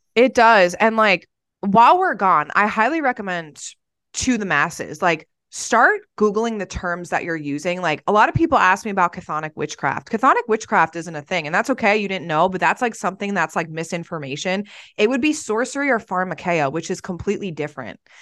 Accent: New Jersey, United States; moved away; I'm from New Jersey and I'm Italian

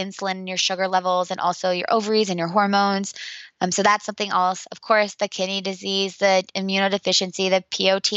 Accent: Indiana, United States; my hometown of Indiana

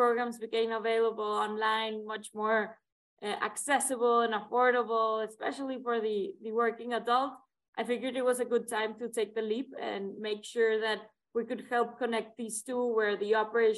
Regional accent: Monterrey, Nuevo León, Mexico; moved away as an adult; I was born and raised in Monterrey, Mexico

